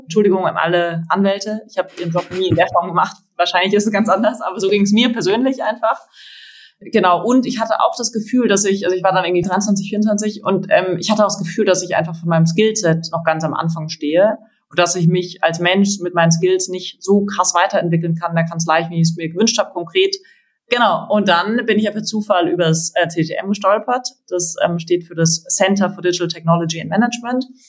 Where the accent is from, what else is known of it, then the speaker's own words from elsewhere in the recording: Freiburg, Baden-Württemberg, Germany; also born or lived in Berlin; now in Munich, Germany; ich komme aus Freiburg, meine Familie sind alle Ärzte